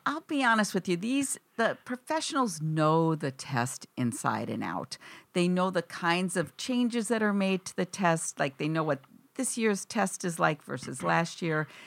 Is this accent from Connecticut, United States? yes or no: no; Wisconsin, United States; now in East Coast, United States; I grew up in Wisconsin.